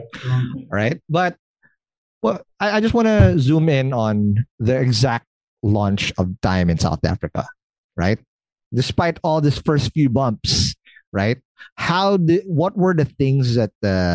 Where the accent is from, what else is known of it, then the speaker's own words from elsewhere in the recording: Philippines; being the Filipino that I am